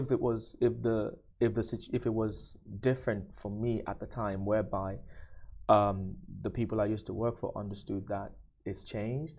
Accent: Nigeria; now in UAE; I'm from Nigeria

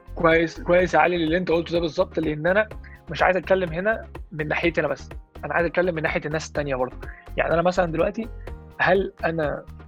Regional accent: Egypt; احنا كشعب احنا كمصريين

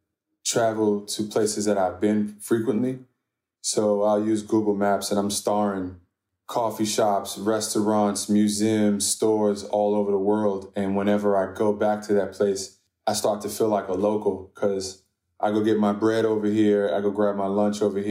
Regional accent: Washington, District of Columbia, United States; I'm from D.C. I'm Sudanese American

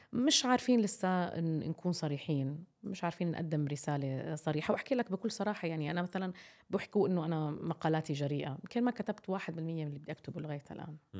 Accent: Jordan; عندنا في الأردن

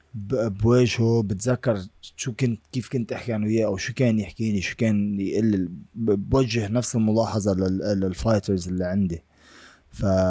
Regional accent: Lebanon; now in United States; العقلية اللي أنا طالع فيها من لبنان

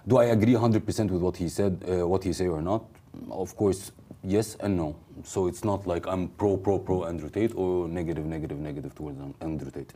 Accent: Egypt; moved away as an adult; also born or lived in South Korea; I moved from Egypt to South

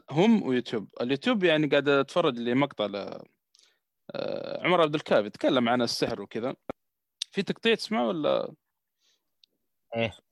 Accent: Saudi Arabia

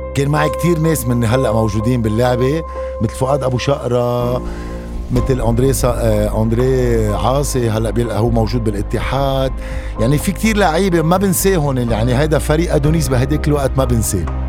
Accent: Abra, South Governorate, Lebanon; ايام ما كنت بضيعتي بعبره

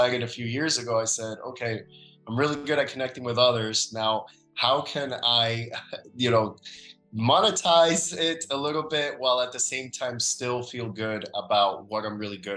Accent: Miami, Florida, United States; also born or lived in Dominican Republic; I'm originally from the Dominican Republic, grew up in the United States in Miami, Florida

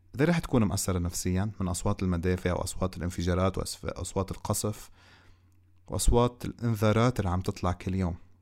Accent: Lebanon; إحنا كلبنانيين

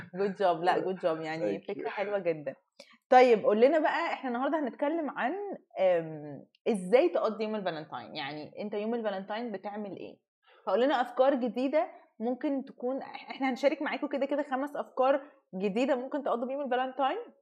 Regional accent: Egypt; احنا كمصريين

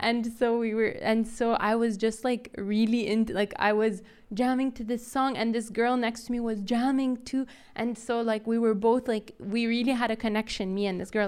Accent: Riyadh, Riyadh Province, Saudi Arabia; accent: Saudi; also born or lived in United States; I'm from Riyadh

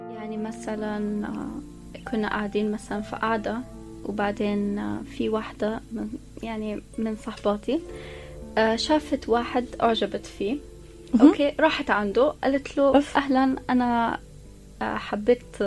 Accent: Abu Dhabi, United Arab Emirates; انا مولوده في ابو ظبي وعشت طول حياتي في ابو ظبي

